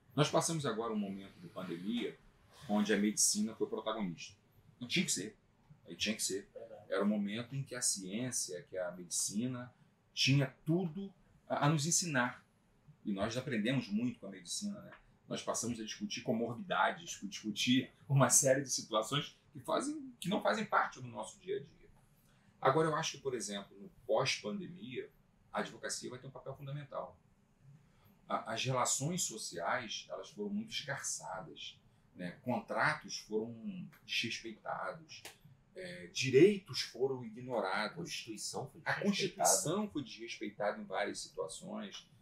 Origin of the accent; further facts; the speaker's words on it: Magé, Rio de Janeiro, Brazil; Eu sou magiense, nasci em Magé